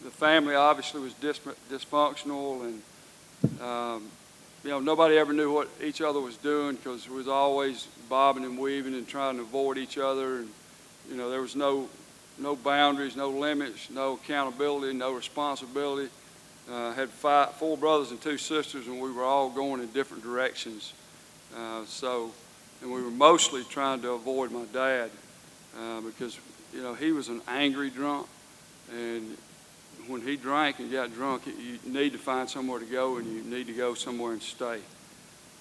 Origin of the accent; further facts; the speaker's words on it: Georgia, United States; I was born in Georgia. I've lived in Georgia all my life